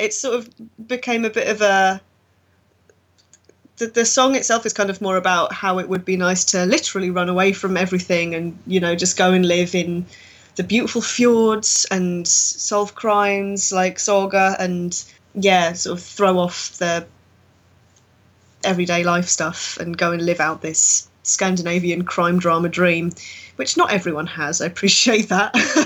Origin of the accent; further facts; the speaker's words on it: United Kingdom; We're such a horrible country